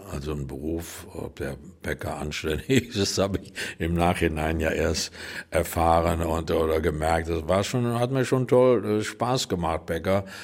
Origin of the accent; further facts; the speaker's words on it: Düsseldorf, North Rhine-Westphalia, Germany; Ich bin in Düsseldorf äh, aufgewachsen und ich habe die ersten Jahre immer mit meiner Mutter bei meiner Großmutter gewohnt, weil wir noch keine eigene Wohnung hatten.